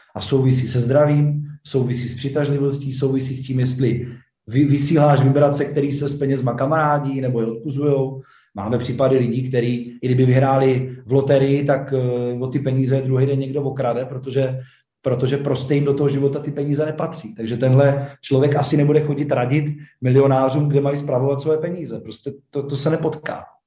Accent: Czechia; jsme se narodili v Česku.

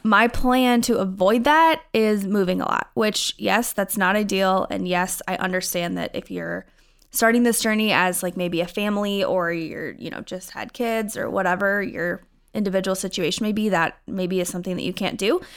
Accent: Iowa, United States; moved away as an adult; also born or lived in Minnesota; now in St. Louis Park, United States; I'm originally from Iowa, moved to Minnesota a couple years ago

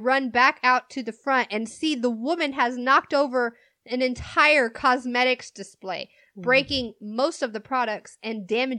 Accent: Virginia, United States; born there; I tell the lady, I was born in Virginia, and she responds by telling me I came on a boat.

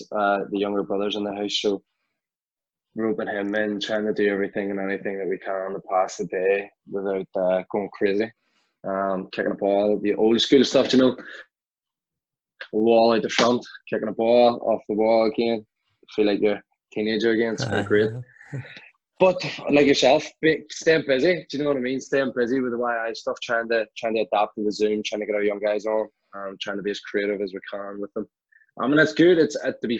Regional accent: Belfast, Northern Ireland, United Kingdom; So I grew up in West Belfast, a place called Tunbrook

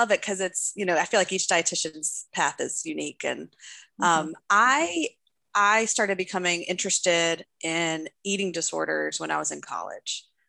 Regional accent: Raleigh, North Carolina, United States; I am a cisgendered white female from Raleigh, North Carolina, and I come from a upper middle class family

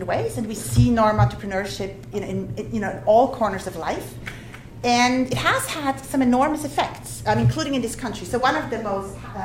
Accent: Switzerland; moved away; my home country, Switzerland

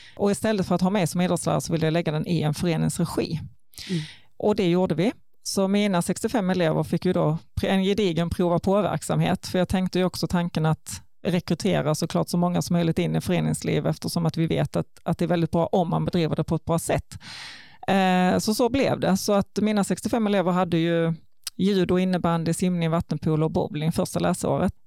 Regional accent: Ljungbyhed, Skåne, Sweden; also born or lived in Karlskrona / Ängelholm; jag är faktiskt född i Karlskrona, men flyttade till Ljungbyhed när jag var ett och där har jag gått hela grundskolan och växte ju bokstavligen upp i Ljungbyheds idrottshall

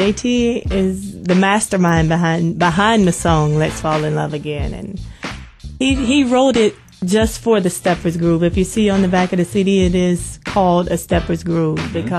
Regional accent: Lufkin, Texas, United States; accent: southern; Yeah, I'm a Texan. I'm a Lufkin Texan.

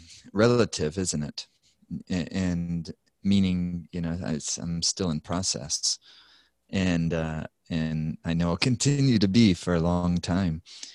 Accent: South Carolina, United States; I grew up in South Carolina

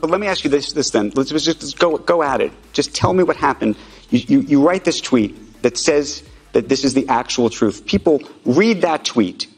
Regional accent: United States; I'm an American Jew

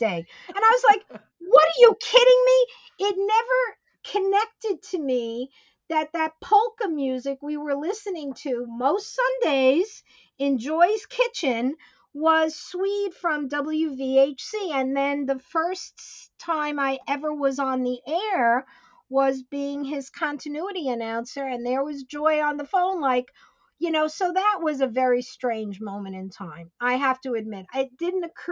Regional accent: Elmont, New York, United States; also born or lived in Queens, New York; when I was about 6 years old, we moved from Queens to Elmont

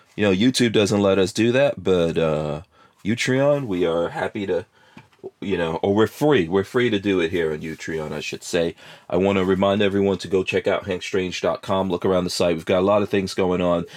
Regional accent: Florida, United States; we're all from Florida today. Uh, I think, yeah, we're all Floridians here today

